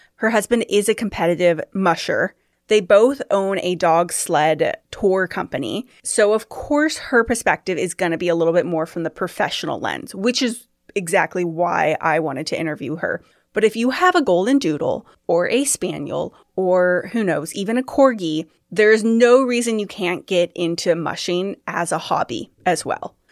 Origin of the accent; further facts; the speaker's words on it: Sacramento, California, United States; also born or lived in Folsom, California; I'm from Sacramento